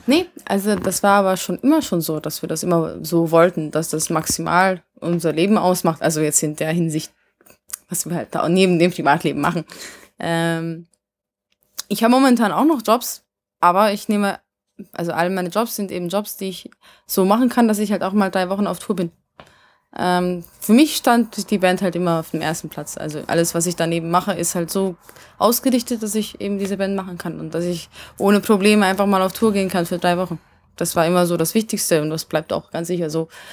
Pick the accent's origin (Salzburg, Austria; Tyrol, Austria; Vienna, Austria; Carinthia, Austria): Vienna, Austria; first language Hungarian; German is a second language; also born or lived in Hungary; ich bin halt in Wien aufgewachsen, deswegen ist mein Ungarisch komisch